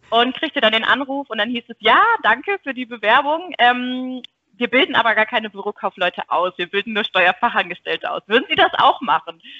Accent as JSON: {"language": "German", "town": "Buxtehude", "region": "Lower Saxony", "country": "Germany", "said": "also ich komme ähm, ursprünglich aus Buxtehude."}